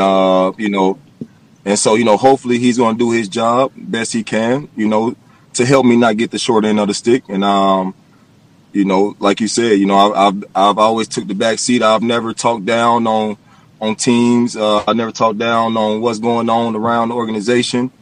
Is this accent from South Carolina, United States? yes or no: yes; Clemson, South Carolina, United States; I'm from Clemson